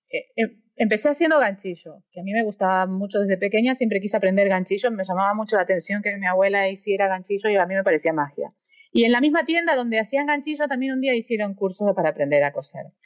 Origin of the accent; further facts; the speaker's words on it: Argentina; moved away as an adult; also born or lived in Europe; Me fui a los veintipocos años de Argentina